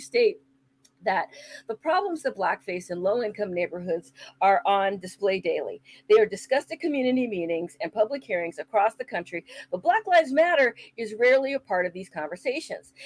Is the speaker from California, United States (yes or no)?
yes; San Francisco, California, United States; I grew up in San Francisco